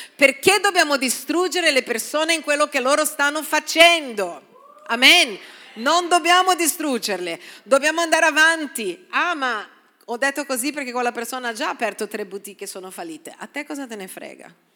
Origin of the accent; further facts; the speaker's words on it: Brazil; now in Italy; Sono brasiliana